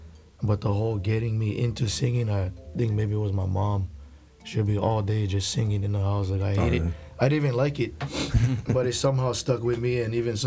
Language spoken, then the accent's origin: English; Honolulu, Hawaii, United States; also born or lived in Maui; I was born in Maui and I was raised in Honolulu.